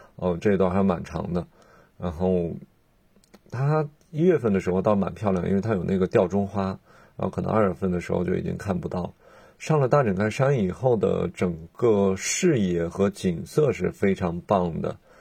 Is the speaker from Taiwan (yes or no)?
no; northern China, China; now in Hong Kong; 我是一个北方人